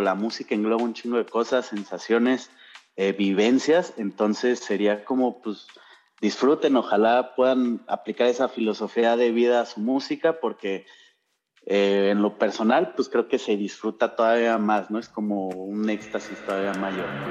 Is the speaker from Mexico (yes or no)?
yes; Mexico; soy mexa